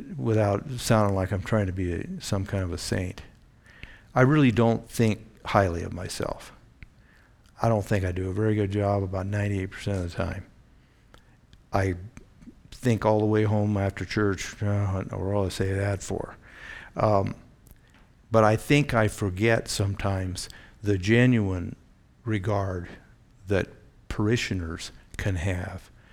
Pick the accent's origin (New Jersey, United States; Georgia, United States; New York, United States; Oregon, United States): Oregon, United States; Eugene; I grew up in the Pacific Northwest